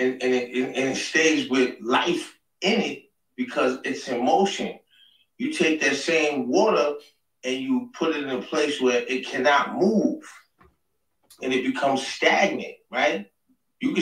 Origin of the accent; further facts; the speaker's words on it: New York City, New York, United States; I'm from Queens Ridge Projects. That's the world's largest housing projects in Queens, New York City